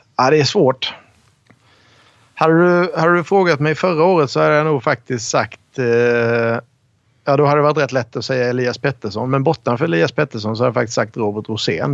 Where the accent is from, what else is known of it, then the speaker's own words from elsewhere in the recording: Rydaholm, Jönköping County, Sweden; now in Stockholm, Sweden; Jag spelade eh, U16 och J20 hemma i Rydaholm